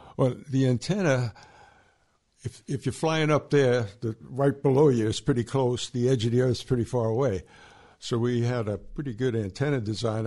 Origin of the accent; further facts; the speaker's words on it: New York City, New York, United States; I grew up in New York City